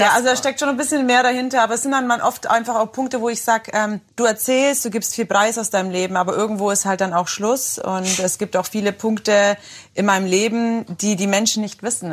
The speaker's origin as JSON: {"language": "German", "country": "Germany", "said": "ich bin Deutsche"}